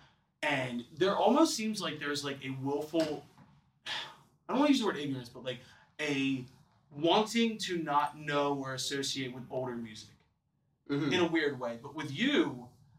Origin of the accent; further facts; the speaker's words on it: Philadelphia, Pennsylvania, United States; This is my hometown.